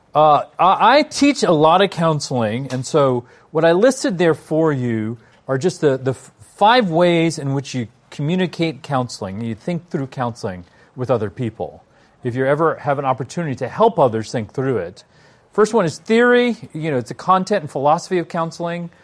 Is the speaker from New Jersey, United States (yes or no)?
no; Washington, District of Columbia, United States; I'm from Washington, D C.